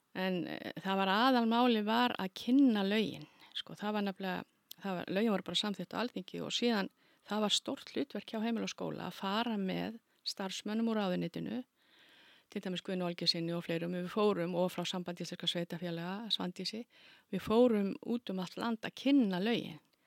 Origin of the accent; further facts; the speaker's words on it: Keflavík, Southern Peninsula, Iceland; ég er alveg upp í Keflavík og kem ég úr mikill í íþróttafjölskyldu